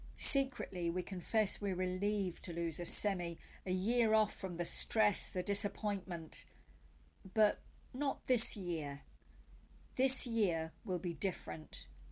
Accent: England, United Kingdom; also born or lived in County Mayo, Ireland (ancestry); now in Killala, Ireland; I grew up in England under the pejorative label plastic paddy

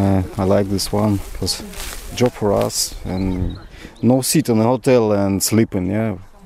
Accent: Mariupol, Donetsk Oblast, Ukraine; English is a second language; moved away as an adult; now in Ireland; I have a contact with my mother. She still stay on in Mariupol. I'm from Mariupol.

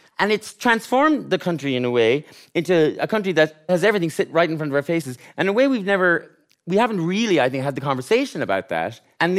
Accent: Gort, Connacht, Ireland; But you just thought, feck it. I'm from Gort, and I'm going to write about... the worst stuff.

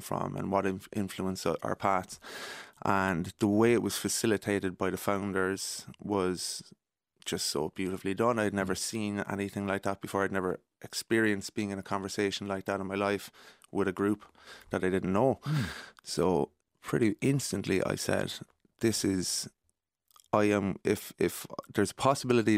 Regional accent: Cork, Munster, Ireland; moved away as an adult; now in Dublin, Ireland; I'm from Cork and I moved to Dublin 10 years ago

